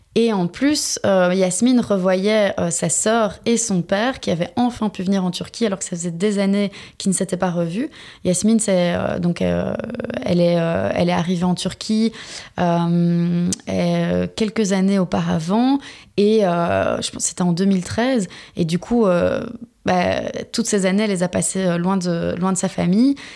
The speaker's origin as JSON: {"language": "French", "country": "Belgium", "also_born_or_lived": "Istanbul, Turkey", "moved": "as an adult", "said": "je suis effectivement belge."}